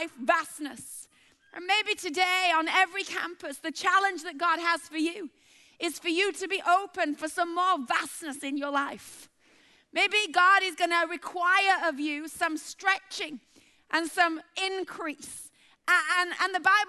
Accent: Bradford, Yorkshire and the Humber, United Kingdom; moved away; a chick from Bradford

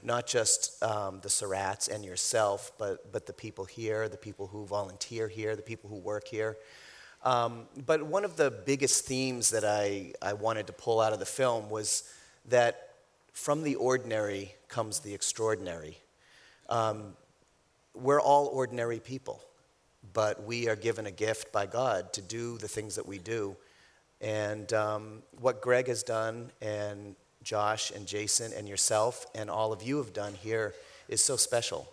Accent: New Hampshire, United States; up north, I'm from New Hampshire

